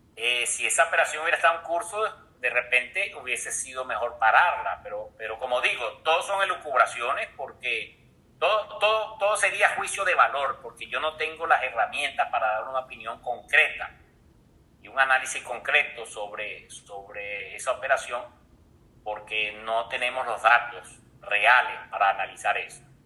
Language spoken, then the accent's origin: Spanish; Venezuela; en el caso de Venezuela, que, somos un país de, una nación de, un país de inmigrantes